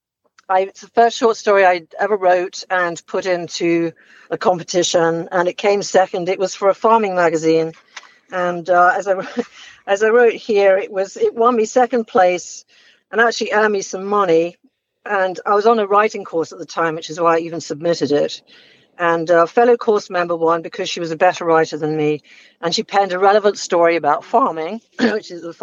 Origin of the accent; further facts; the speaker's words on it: England, United Kingdom; now in Hilton Head Island, United States; I'm from England originally